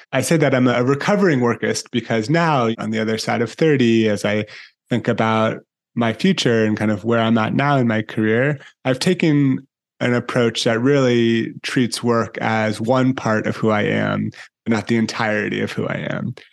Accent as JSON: {"language": "English", "town": "San Francisco", "region": "California", "country": "United States", "tie": "born or raised there", "also_born_or_lived": "Italy", "said": "spending time growing up both in Italy and in San Francisco, where I'm from and where I live now"}